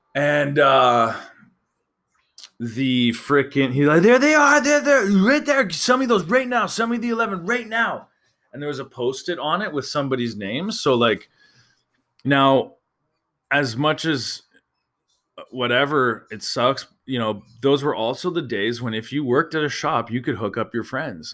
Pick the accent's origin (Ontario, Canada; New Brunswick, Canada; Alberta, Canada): Alberta, Canada; I'm from Alberta